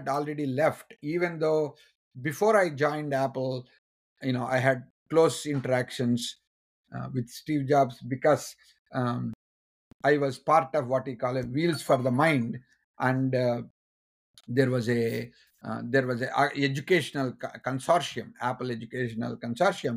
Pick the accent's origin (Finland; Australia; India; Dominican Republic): India; moved away as an adult; being an Indian